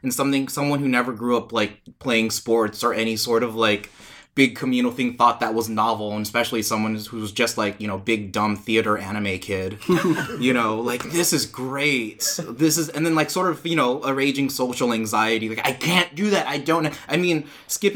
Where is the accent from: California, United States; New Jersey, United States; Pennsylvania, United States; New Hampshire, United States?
California, United States; Oakland; I'm born and raised in Oakland